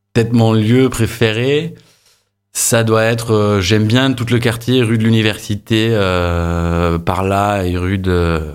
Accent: Ireland; French is a second language; moved away as an adult; also born or lived in England; now in Montpellier, France; je suis né en Angleterre, j'ai grandi en Irlande

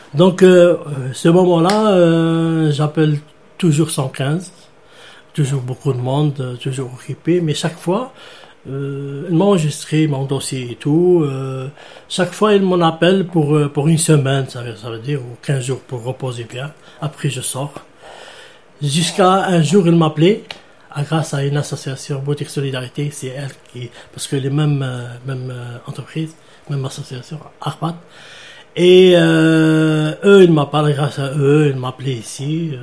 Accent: Algeria; moved away as an adult; now in France; Je suis algérien. Algérien, je suis ici plus de 10 ans.

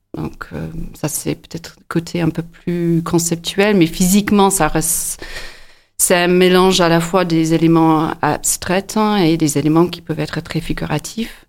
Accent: near Inverness, north of Scotland, United Kingdom; French is a second language; moved away as an adult; also born or lived in United States / Bourges, France / Nantes, France; now in Montpellier, France; je suis d'origine écossaise. Je suis née euh, à côté de Inverness dans le nord de l'Écosse. J'ai quitté l'Écosse à peu près à 18 ans

